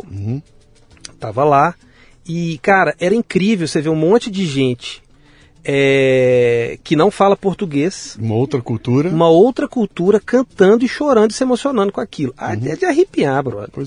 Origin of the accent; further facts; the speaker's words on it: Belo Horizonte, Minas Gerais, Brazil; Nasci em BH. Nasci, nasci em BH